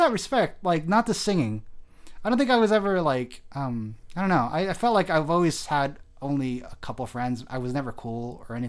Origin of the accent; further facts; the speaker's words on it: Delano, California, United States; also born or lived in Bakersfield; I come from. So the Valley, right? That's where I come from, the Central Valley.